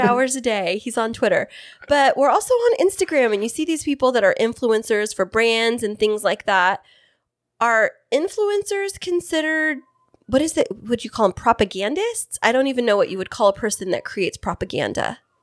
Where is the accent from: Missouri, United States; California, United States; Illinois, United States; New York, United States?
California, United States; Fresno; now in East County, San Diego area, United States; I'm from Central California